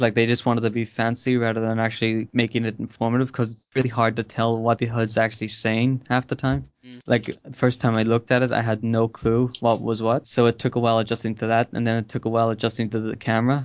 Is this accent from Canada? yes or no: no; Ireland; I'm Irish